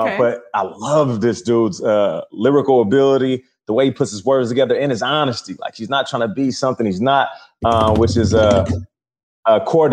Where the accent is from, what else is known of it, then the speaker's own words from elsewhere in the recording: Seattle, Washington, United States; moved away as an adult; also born or lived in Arizona; now in New York, United States; we're both from Seattle